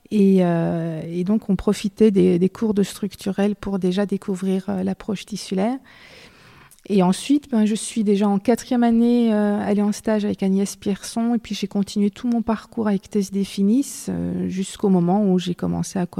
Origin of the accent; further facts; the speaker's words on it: Belgium; Je suis belge, je vis, je travaille en Belgique.